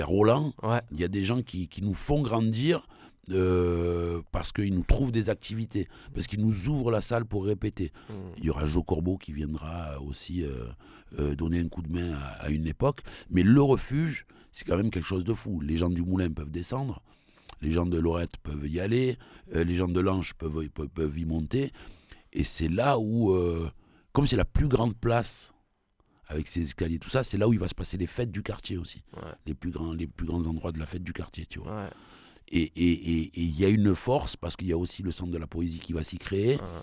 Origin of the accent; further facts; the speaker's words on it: Marseille, Provence-Alpes-Côte d'Azur, France; je suis de Belzuns